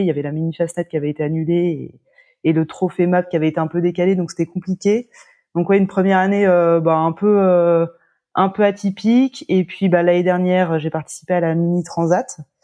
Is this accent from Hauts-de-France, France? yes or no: no; La Baule, Pays de la Loire, France; je suis originaire de La Baule.